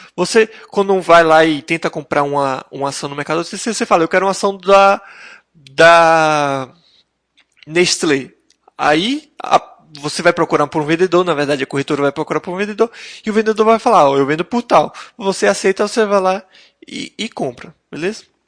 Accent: Brazil; residentes e, e como brasileiros

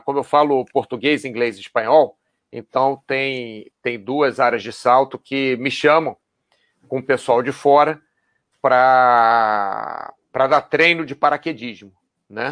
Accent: Brazil; moved away as an adult; also born or lived in Rio de Janeiro; now in Spain; sou brasileiro

